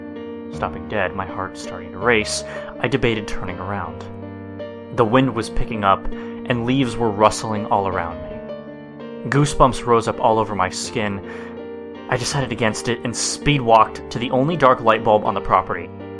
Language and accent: English; Florida, United States; Growing up in Florida, like me, you hear a lot of talk about the brain-eating bacteria that live in the water.